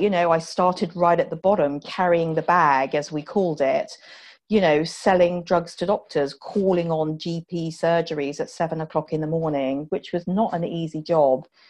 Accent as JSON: {"language": "English", "town": "Poole", "region": "South West England", "country": "United Kingdom", "tie": "born or raised there", "moved": "yes", "said": "I grew up in Poole in Dorset, just outside Poole in Dorset"}